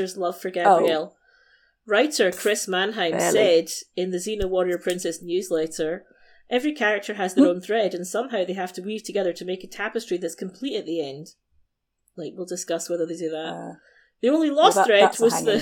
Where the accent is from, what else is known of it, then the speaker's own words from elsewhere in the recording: Scotland, United Kingdom; I'm a Scot